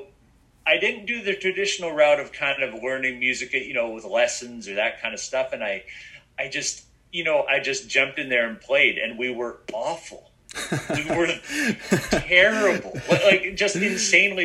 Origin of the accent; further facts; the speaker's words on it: Vancouver, British Columbia, Canada; I'm born and raised here in Vancouver, British Columbia, Canada.